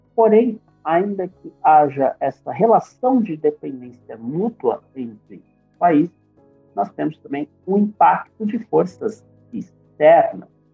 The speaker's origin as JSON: {"language": "Portuguese", "country": "Brazil"}